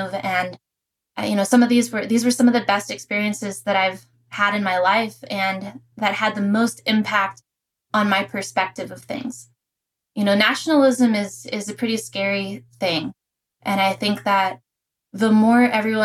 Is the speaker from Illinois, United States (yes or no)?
no; Pittsburgh, Pennsylvania, United States; moved away as an adult; also born or lived in Prescott, Arizona; growing up, I'm from Pittsburgh, Pennsylvania